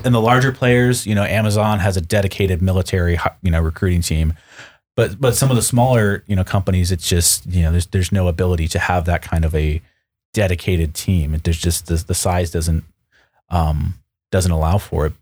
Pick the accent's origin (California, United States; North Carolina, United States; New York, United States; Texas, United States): New York, United States; Western; now in Seattle, United States; I grew up Western New York, Buffalo Sabres fan